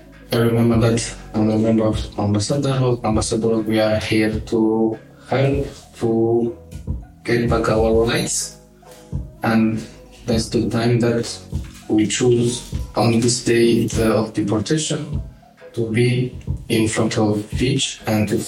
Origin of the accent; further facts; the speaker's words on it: Burundi; moved away as an adult; now in Slovenia; I'm coming from Burundi, and then I'm here in Slovenia like 6 months